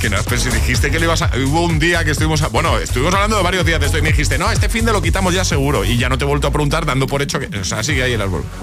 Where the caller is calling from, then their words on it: Valencia, Valencian Community, Spain; de Valencia.